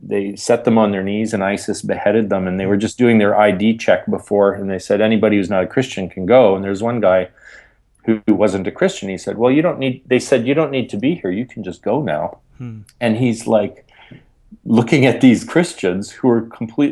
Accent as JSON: {"language": "English", "country": "Canada", "said": "I'm Canadian"}